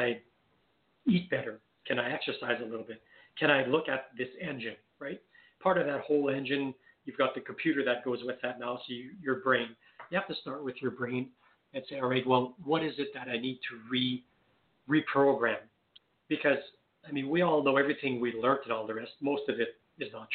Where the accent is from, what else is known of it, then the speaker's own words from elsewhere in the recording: Canada; accent: French Canadian; I'm French Canadian. You might be able to tell from my little bit of an accent. So I'm French Canadian